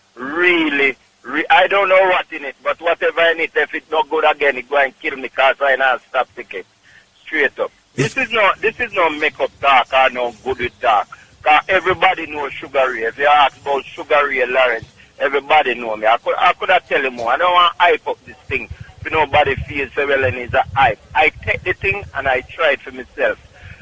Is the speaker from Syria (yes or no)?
yes; Syria; English is a second language; I grew up in Syria.